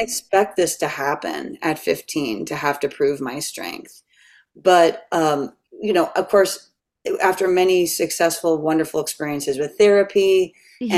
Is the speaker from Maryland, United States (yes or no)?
yes; Catonsville, Maryland, United States; moved away; also born or lived in New York City; I'm from Catonsville, Maryland.